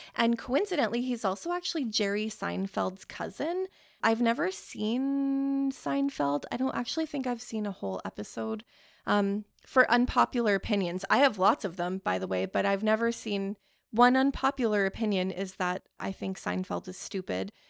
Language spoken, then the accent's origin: English; Canada